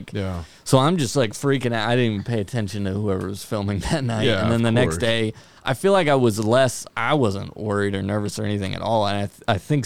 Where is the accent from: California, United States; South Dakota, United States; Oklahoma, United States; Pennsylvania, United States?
California, United States; Fresno; I'm from Fresno.